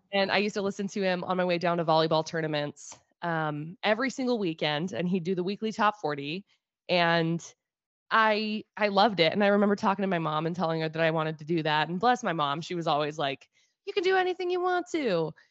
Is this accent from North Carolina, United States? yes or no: no; Brigham City, Utah, United States; Brigham City